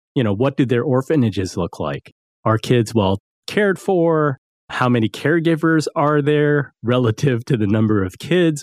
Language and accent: English; East Coast, United States; I grew up on the East Coast.